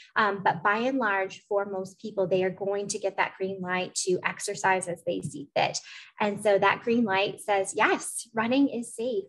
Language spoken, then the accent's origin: English; Eugene, Oregon, United States; also born or lived in Portland, Oregon; I'm from Portland, but I went to middle school and high school in Eugene